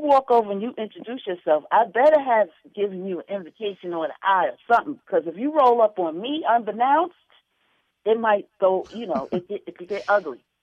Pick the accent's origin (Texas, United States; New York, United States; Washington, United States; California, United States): New York, United States; I grew up in New York and I'm from the hood